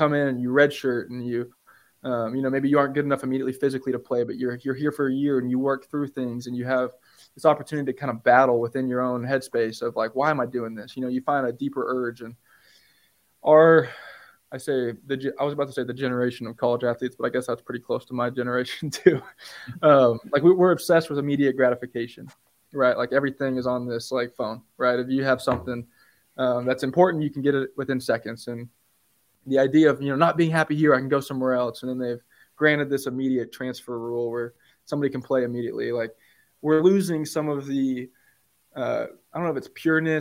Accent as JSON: {"language": "English", "region": "Oklahoma", "country": "United States", "also_born_or_lived": "Manhattan, Kansas", "moved": "yes", "said": "I'm from Oklahoma, so Los Angeles is pretty different than Oklahoma or Manhattan, Kansas"}